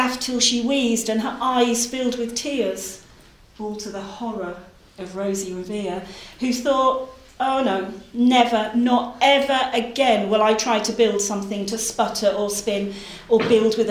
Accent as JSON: {"language": "English", "area": "Norfolk", "region": "East of England", "country": "United Kingdom", "moved": "as an adult", "lives_now": "Lancashire, United Kingdom", "said": "I'm from Norfolk. Actually, I'm from Norfolk. I've just moved to Lancashire."}